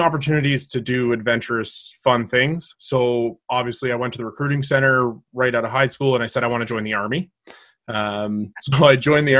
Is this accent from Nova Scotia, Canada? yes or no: yes; Greymire North, Nova Scotia, Canada; I'm a 30-year-old master sailor in the Royal Canadian Navy, and I hail from Greymire North, Cape Breton.